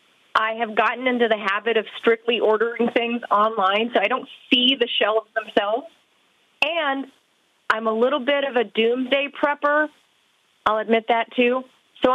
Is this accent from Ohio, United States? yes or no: no; California, United States; now in Virginia, United States; I'm from California